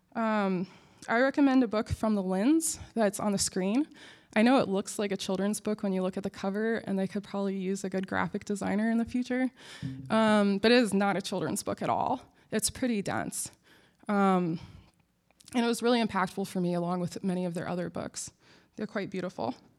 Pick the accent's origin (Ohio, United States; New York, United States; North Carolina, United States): Ohio, United States; Akron; moved away as an adult; now in Durham, United States; I was born in Akron, which is the home of LeBron James